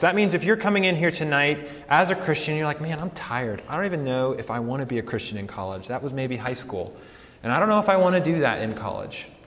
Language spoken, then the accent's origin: English; Colorado Springs, Colorado, United States; moved away as an adult; also born or lived in New York City / St. Louis, Missouri; I grew up in Colorado, uh, grew up in Colorado Springs, Colorado